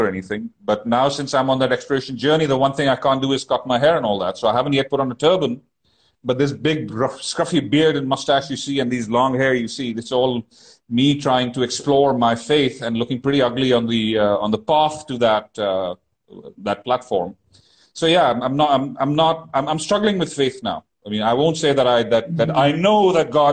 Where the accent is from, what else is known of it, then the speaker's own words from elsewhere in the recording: India; moved away as an adult; also born or lived in United States / New York City; I was born in India. I grew up in India. When I was 20, I went to the U.S. To get an education